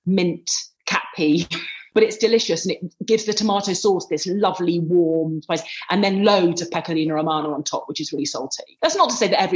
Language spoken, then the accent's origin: English; England, United Kingdom; moved away as an adult; also born or lived in Lancashire; now in Rome, Italy; I'm including myself as an English food writer